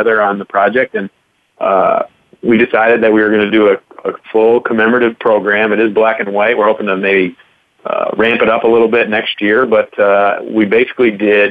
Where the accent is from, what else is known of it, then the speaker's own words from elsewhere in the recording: Saratoga Springs, New York, United States; moved away as an adult; also born or lived in Kentucky; I grew up here in Saratoga